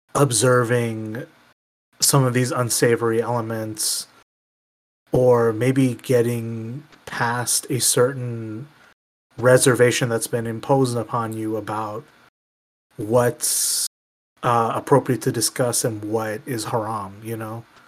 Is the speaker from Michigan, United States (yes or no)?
yes; Michigan, United States; my home state